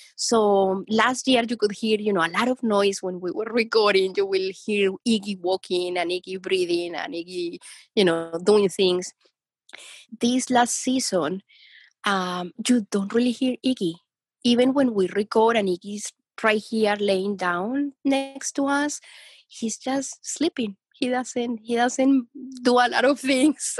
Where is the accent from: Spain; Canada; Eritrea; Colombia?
Colombia; moved away; I'm from Colombia